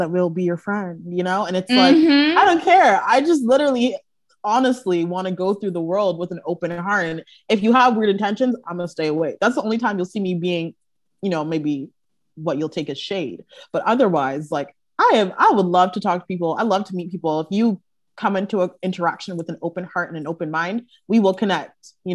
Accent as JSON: {"language": "English", "town": "Brampton", "region": "Ontario", "country": "Canada", "tie": "born or raised there", "moved": "as an adult", "lives_now": "Toronto, Canada", "said": "I live in Toronto now, but growing up in Brampton, we all knew each other for years"}